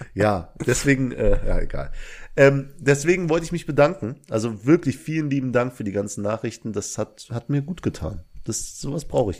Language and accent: German; Belgium; now in Langweiler, Germany; ich komme aus Belgien, aber wohne in Langweiler